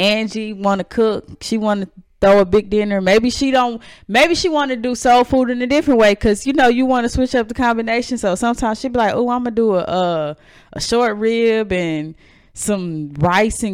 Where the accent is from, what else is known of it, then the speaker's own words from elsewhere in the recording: North Carolina, United States; also born or lived in Chicago; I moved away from Chicago when I was six, and I moved to North Carolina, the South.